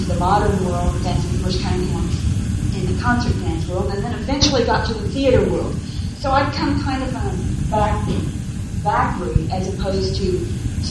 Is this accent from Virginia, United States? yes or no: no; Tulsa, Oklahoma, United States; I grew up in Tulsa, Oklahoma.